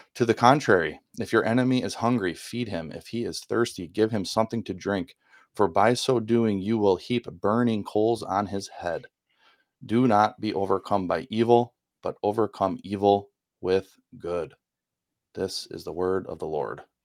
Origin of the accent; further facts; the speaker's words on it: Milwaukee, Wisconsin, United States; accent: northerner; I grew up in the Milwaukee, Wisconsin area, not too far from the airport